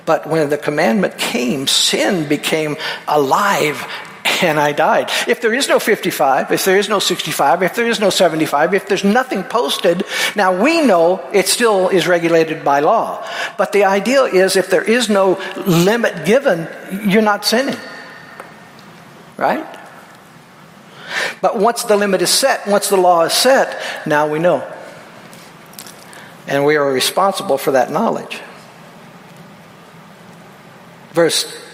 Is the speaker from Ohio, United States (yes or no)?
no; Peoria, Illinois, United States; Where I grew up out in Peoria, we were all poor.